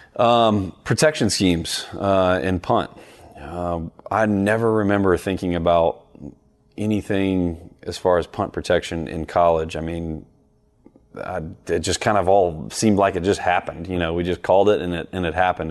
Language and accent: English; the South, United States; growing up in the South